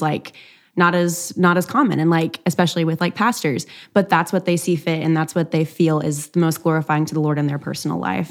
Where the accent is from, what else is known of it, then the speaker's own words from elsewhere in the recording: East Texas, United States; I'm from East Texas, and so it's, like, a lot of Baptists